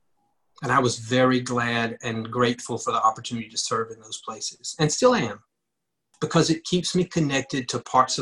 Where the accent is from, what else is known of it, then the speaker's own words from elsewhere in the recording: Ripley, Mississippi, United States; I grew up in Ripley, Mississippi, a small town.